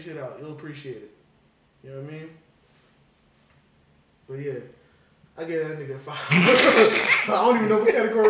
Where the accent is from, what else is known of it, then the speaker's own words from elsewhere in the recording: Philadelphia, Pennsylvania, United States; I might have not got freaking roasted my whole life when I grew up in Philly.